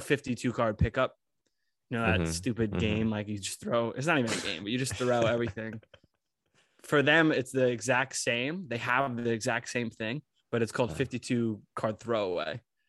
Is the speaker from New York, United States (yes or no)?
yes; New York, United States; as Americans it's like speedy, everything's speedy, we come from New York too